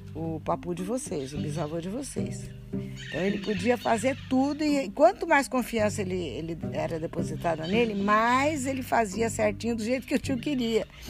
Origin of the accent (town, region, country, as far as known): Lins, São Paulo, Brazil; born or raised there